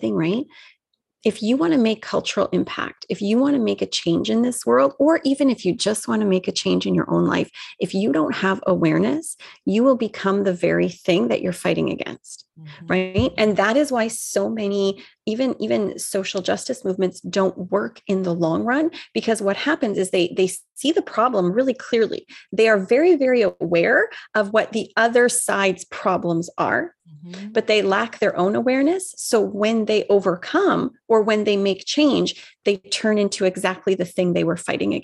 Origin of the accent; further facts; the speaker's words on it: Vancouver, British Columbia, Canada; I'm from the West Coast, so I'm obviously this West Coast liberal, right? Like you just know I'm from Vancouver